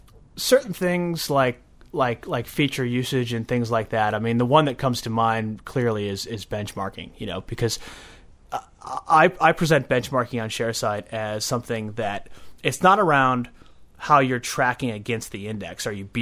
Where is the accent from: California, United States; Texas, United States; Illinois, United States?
Illinois, United States; Chicago; I'm from Chicago originally, yeah.